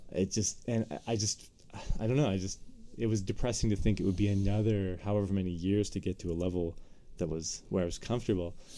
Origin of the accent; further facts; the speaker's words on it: Eastern Canada, Canada; moved away as an adult; now in United States; now being in the states it's especially worse that I'm from Eastern Canada